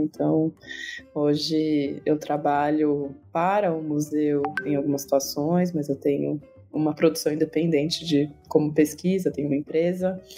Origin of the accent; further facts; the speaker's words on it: Campinas, São Paulo, Brazil; eu sou campineira